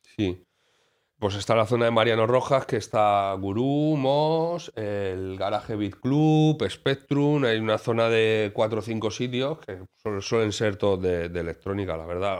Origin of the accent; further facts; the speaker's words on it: Alicante, Valencian Community, Spain; como alicantino